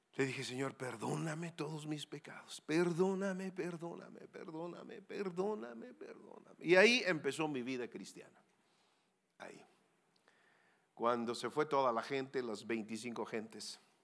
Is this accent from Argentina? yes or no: no; Sonora, Mexico; also born or lived in Querétaro; yo vengo de Sonora tierra de vaqueros y muy caliente